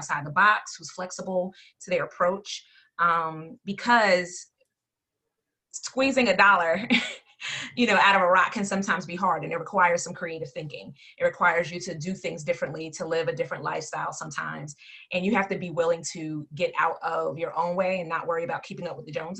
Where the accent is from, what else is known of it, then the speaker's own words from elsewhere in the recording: Plainfield, New Jersey, United States; When I was growing up in Plainfield